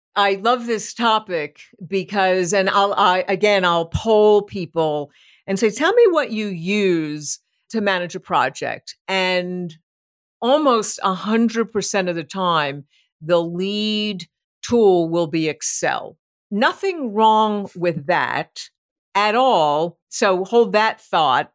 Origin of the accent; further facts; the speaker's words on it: New York City, New York, United States; moved away; I'm from New York City originally.